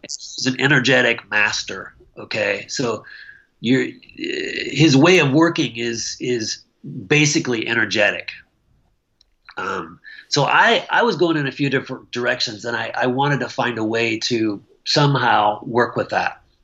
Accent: Michigan, United States; also born or lived in Okayama, Japan / Missoula, Montana; now in Langley, United States; I'm a Midwestern boy. I grew up in Michigan

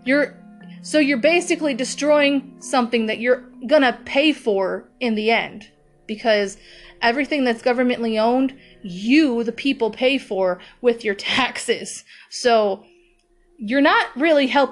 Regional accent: United States; We, as American people

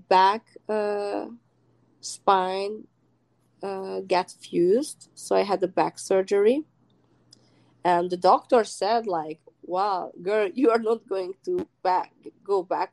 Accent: Hungary; moved away as an adult; now in United States; I came from Hungary, which is a small country, from a very small village.

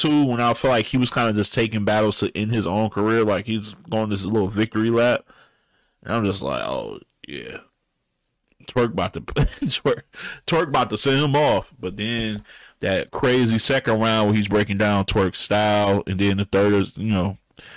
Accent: the South, United States; I'm from the South

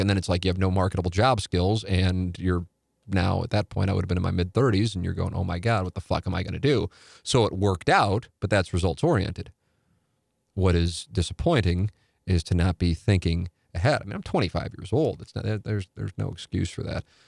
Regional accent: St. Louis, Missouri, United States; I'm in my hometown

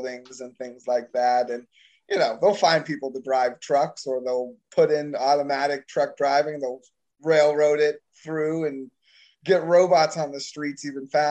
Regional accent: Florida, United States; I'm from Florida

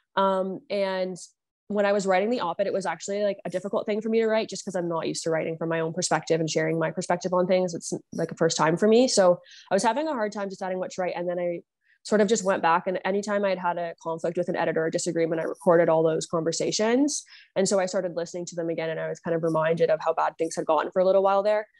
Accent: Niagara, Ontario, Canada; now in Ottawa, Canada; I grew up in Niagara, Ontario

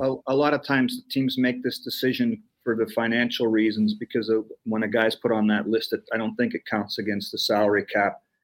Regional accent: Canada; as a Canadian

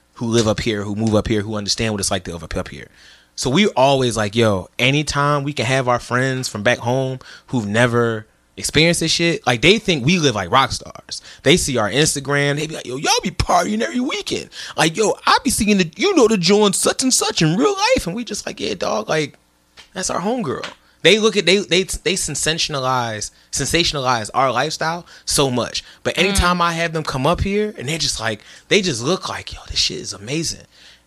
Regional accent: Philadelphia, Pennsylvania, United States; moved away as an adult; now in Brooklyn, United States; growing up in Philly, you are gonna be in the streets

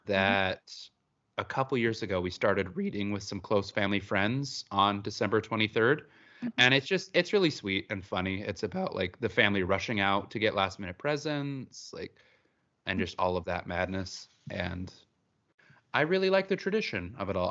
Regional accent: Utah, United States; I grew up in Utah

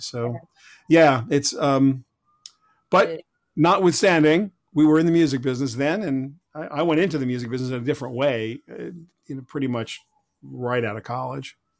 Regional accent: Huntington, New York, United States; also born or lived in Brooklyn, New York; I grew up in Huntington, Long Island, uh, kind of a blue collar neighborhood

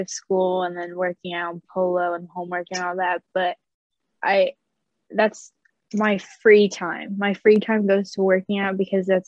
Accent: Southern California, United States; I'm from Southern California

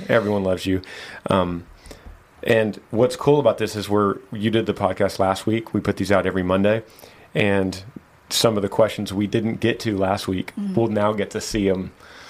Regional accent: Pennsylvania, United States; I'm from Pennsylvania.

